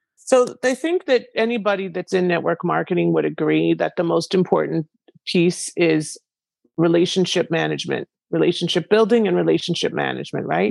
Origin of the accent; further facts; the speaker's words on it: Canada; now in United States; I am originally from Canada and I live in the US